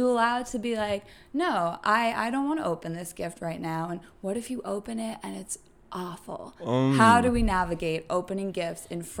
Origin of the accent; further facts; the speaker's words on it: New York, United States; moved away as an adult; also born or lived in Pennsylvania; now in Los Angeles, United States; From New York, born and raised. Went to Penn State, moved out here about 6 years ago.